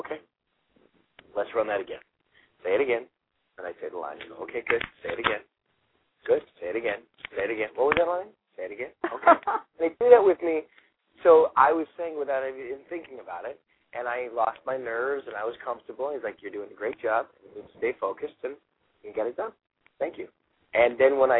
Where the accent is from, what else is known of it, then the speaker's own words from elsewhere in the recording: Toronto, Ontario, Canada; moved away as an adult; now in Los Angeles, United States; I was from Toronto, and I auditioned against 300-400 other kids